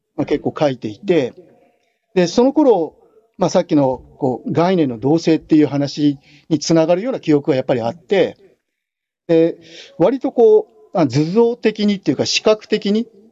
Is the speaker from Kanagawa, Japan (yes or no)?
yes; Kanagawa, Japan; 神奈川県の、えーと、と湘南高校っていう高校卒業なんですけども